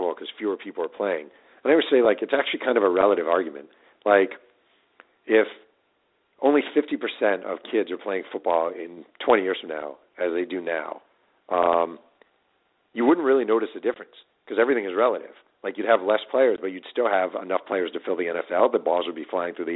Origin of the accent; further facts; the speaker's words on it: New York, United States; I grew up in New York and I watch the Jets a lot.